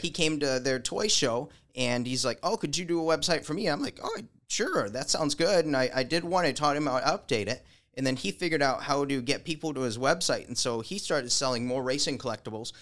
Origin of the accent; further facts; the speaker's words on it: Caledonia, Michigan, United States; I was born in Caledonia on a dairy farm